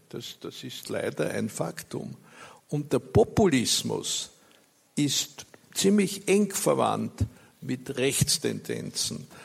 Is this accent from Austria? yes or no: yes; Austria; Bei uns in Österreich